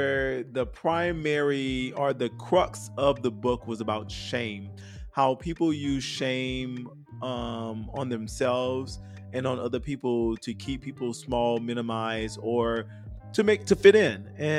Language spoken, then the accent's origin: English; New Orleans, Louisiana, United States; I'm from New Orleans, ho.